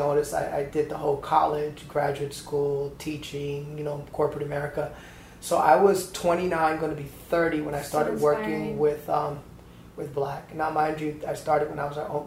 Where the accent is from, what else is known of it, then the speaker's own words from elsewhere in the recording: Atlanta, Georgia, United States; moved away; I came from Atlanta, Georgia